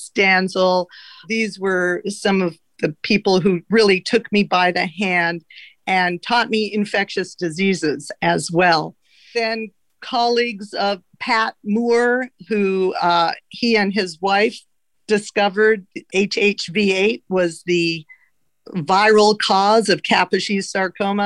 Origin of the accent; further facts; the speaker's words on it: Canada; also born or lived in Los Angeles, United States; now in San Francisco, United States; I'm Canadian, so I went to medical school in Canada